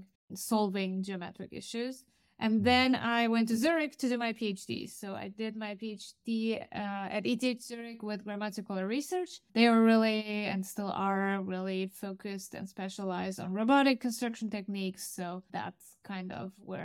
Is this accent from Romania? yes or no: yes; Romania; moved away as an adult; also born or lived in Stuttgart, Germany; I actually started my studies in my home country in Romania